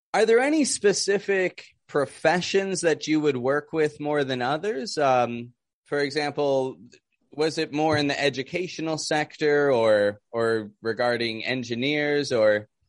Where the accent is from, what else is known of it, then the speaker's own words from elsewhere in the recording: Toronto, Ontario, Canada; now in Mexico; I'm from Canada, from Toronto, living down in Mexico